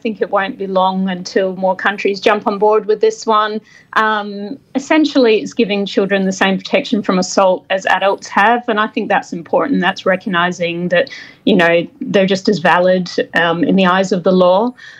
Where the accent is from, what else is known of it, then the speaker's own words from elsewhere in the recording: Scotland, United Kingdom; now in Australia; I'm originally from Scotland, but have lived in Australia for a very long time.